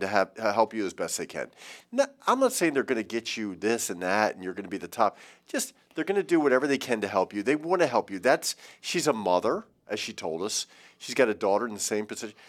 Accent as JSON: {"language": "English", "town": "Baltimore", "region": "Maryland", "country": "United States", "said": "I'm from Baltimore"}